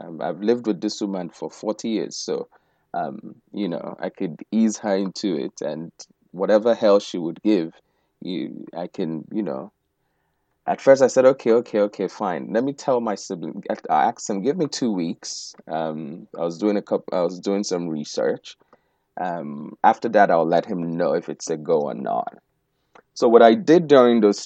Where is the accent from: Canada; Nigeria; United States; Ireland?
Nigeria; Owerri, Imo; moved away as an adult; I was born in Owerri. In fact, give them the name of the hospital, you know. And I spent the first 19 years of my life in Nigeria.